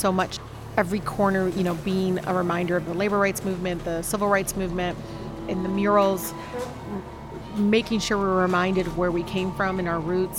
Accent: Detroit, Michigan, United States; growing up in Southwest Detroit

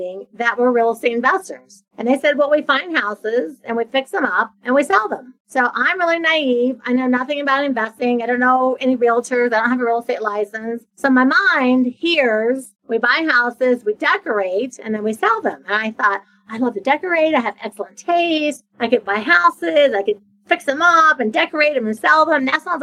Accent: a small town in Ohio, United States; moved away as an adult; now in Florida, United States; I'm from Ohio, from a small town in Ohio. I had moved to Florida. So I'd been living in Florida for a decade.

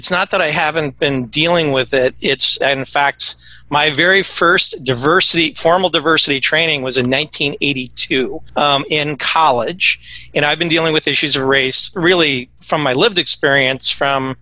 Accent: Ohio, United States; moved away as an adult; now in Tallahassee, United States; I'm from Ohio. I moved to Tallahassee in 2011

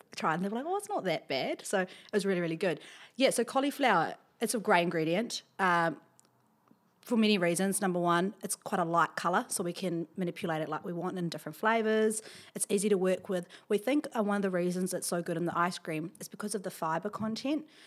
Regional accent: Wellington, New Zealand; I'm from, here from Wellington. I grew up in Beerenpaw, uh, went to Beerenpaw School

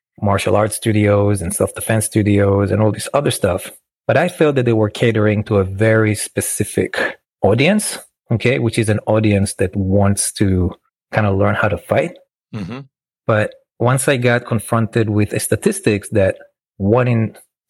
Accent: Israel; moved away as an adult; now in New York, United States; I grew up in Israel

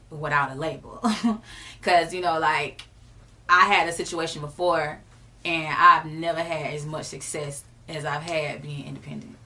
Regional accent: Jacksonville, Florida, United States; I'm from the rawest city in Florida for real. Mm-hmm. Uh, Jacksonville, Florida, Duval County

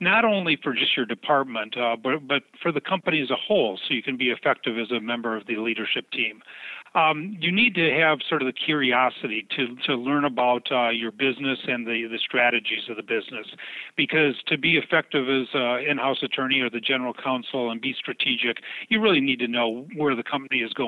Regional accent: Michigan, United States; moved away as an adult; also born or lived in Seattle, Washington / Minneapolis, Minnesota / Denver, Colorado; I was brought up in Michigan

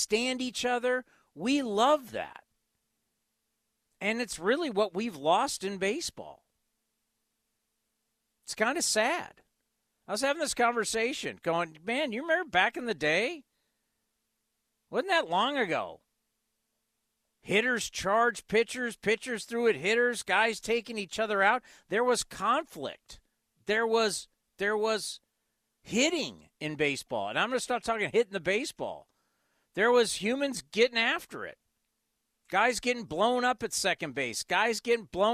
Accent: United States; we are American sports fans

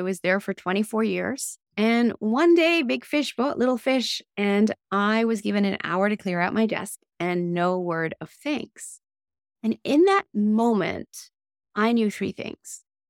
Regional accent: Tokyo, Japan; Meanwhile, I was raised in Tokyo, Japan, which was an amazing life, and I have many great friends there.

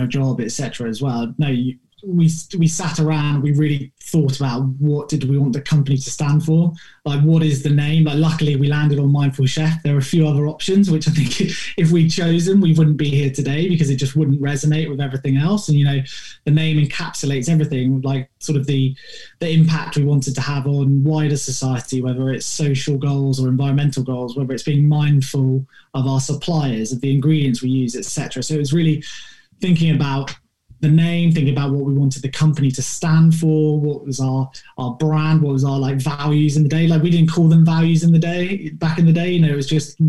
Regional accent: Exeter, South West England, United Kingdom; moved away; we're from Devon, little town called Exeter.

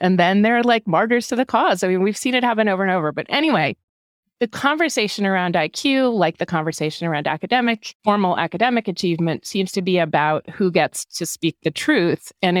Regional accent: Hanover, New Hampshire, United States; I grew up in Hanover, New Hampshire.

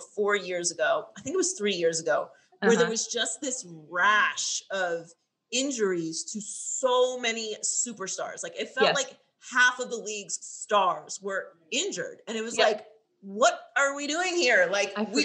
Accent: Pittsburgh, Pennsylvania, United States; moved away; also born or lived in Miami, Florida; I lived there for 10 years. I went to college there. So it's like my second home, but I grew up in Pittsburgh

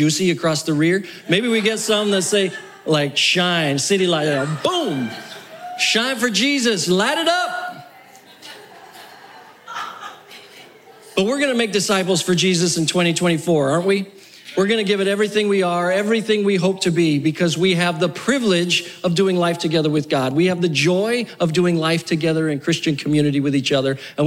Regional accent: New Mexico, United States; moved away; also born or lived in South Florida; I grew up in New Mexico, and then I lived in South Florida.

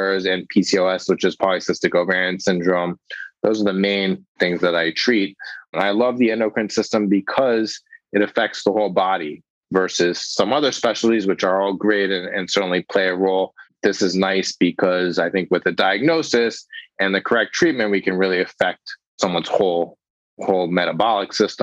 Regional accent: Los Angeles, California, United States; moved away as an adult; now in New York, United States; I grew up in Los Angeles, but did all my medical training here in New York

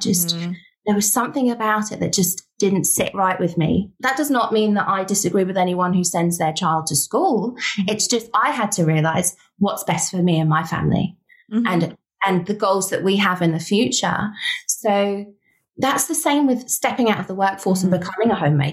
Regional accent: United Kingdom; We're British

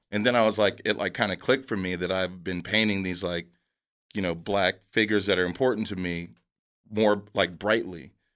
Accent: San Diego, California, United States; I'm from San Diego

